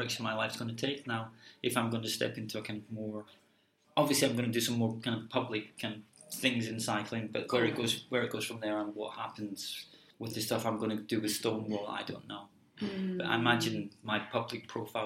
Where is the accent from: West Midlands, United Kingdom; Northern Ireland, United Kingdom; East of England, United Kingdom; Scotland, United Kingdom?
Scotland, United Kingdom; Glasgow; moved away; I come from Glasgow